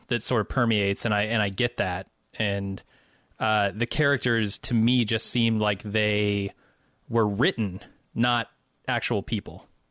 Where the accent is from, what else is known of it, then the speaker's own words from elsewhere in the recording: Midwest, United States; also born or lived in Chicago; I'm from the Midwest